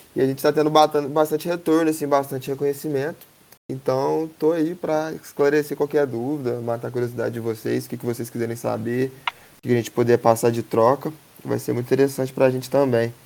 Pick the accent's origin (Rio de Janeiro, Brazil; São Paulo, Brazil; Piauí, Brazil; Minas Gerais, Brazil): Minas Gerais, Brazil; Três Pontas; now in Lavras, Brazil; eu sou de Três Pontas, natural de Três Pontas, atualmente eu moro em Lavras